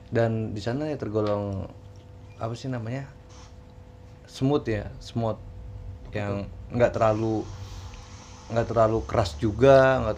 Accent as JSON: {"language": "Indonesian", "town": "Bogor", "region": "West Java", "country": "Indonesia", "tie": "born there", "said": "umur gua sekarang beranjak 26 tahun semenjak gue kemarin lahir di Bogor."}